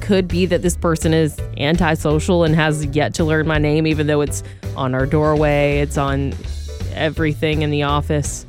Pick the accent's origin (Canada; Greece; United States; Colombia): United States; Georgia; now in California, United States; we're both from Georgia